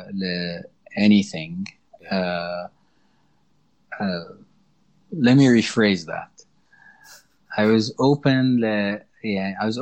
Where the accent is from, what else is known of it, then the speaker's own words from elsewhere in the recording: Egypt; also born or lived in Gulf; تربيت في الخليج في مدرسه كانت مينلي شوام ف... فما كانش عندي مع... وما زال ما عنديش انا مراتي مش مصريه